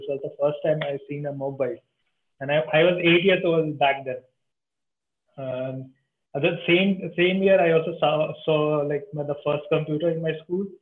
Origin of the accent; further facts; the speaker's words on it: India; from India